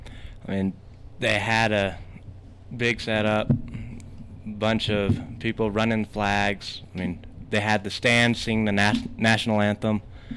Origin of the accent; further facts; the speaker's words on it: Santa Rosa, New Mexico, United States; I'm a saddle bronc rider from Santa Rosa, New Mexico.